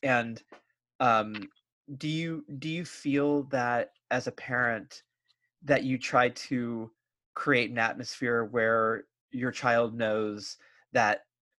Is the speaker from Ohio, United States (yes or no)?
no; Bay Area, California, United States; I grew up in the Bay Area